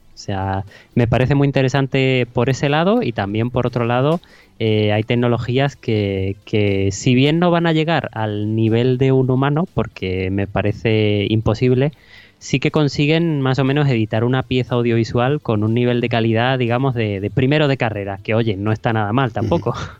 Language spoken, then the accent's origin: Spanish; a small town in Huelva, Andalusia, Spain; había una, una, vacante en la televisión local de, mi pueblo, de un pueblecito de Huelva